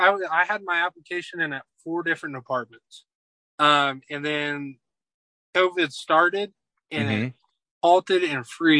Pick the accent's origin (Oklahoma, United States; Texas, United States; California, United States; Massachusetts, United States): Oklahoma, United States; Northwest; Far in Northwest Oklahoma.